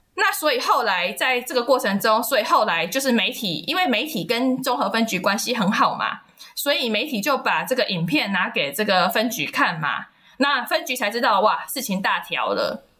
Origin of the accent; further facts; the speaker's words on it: Taiwan; 尤其是我们台湾人的教育